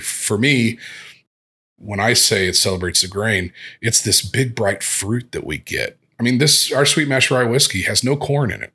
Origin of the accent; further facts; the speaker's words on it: Evansville, Indiana, United States; I grew up in Evansville, which is down on the Indiana-Kentucky border, southwest border